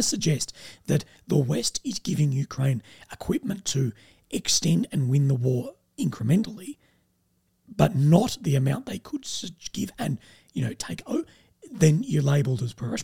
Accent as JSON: {"language": "English", "town": "Adelaide", "region": "South Australia", "country": "Australia", "said": "I'm from Adelaide, Australia"}